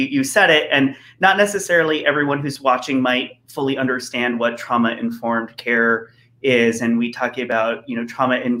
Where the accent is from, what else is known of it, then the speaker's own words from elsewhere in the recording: El Centro, California, United States; moved away; I'm from the El Centro, the Imperial Valley originally